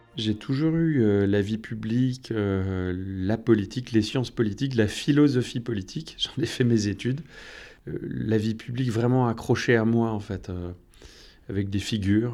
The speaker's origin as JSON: {"language": "French", "area": "north coast of Finistère", "region": "Brittany", "country": "France", "moved": "yes", "lives_now": "Gouesnou, France", "said": "venais de la côte nord"}